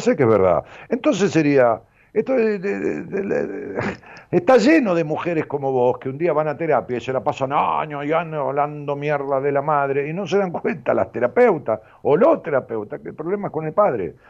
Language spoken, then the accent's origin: Spanish; Ramos Mejía, Buenos Aires Province, Argentina; Mejía, que es el lugar donde yo nací, es un pueblo